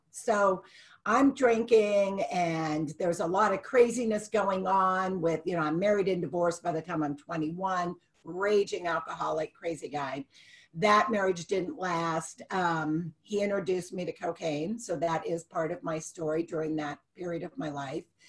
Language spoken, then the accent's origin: English; Youngstown, Ohio, United States; also born or lived in Dallas, Texas / Houston, Texas / Dayton, Ohio; I grew up in Youngstown